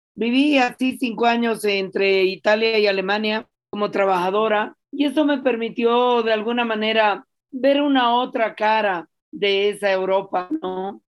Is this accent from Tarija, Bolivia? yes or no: no; La Paz, Bolivia; yo crecí en la ciudad de La Paz, y sigo viviendo en la ciudad de La Paz